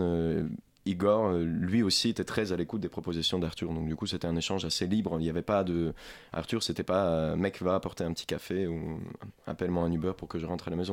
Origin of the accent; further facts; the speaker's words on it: Ukraine; French is a second language; now in France; ukrainien, parce que je suis ukrainien, je ne suis pas français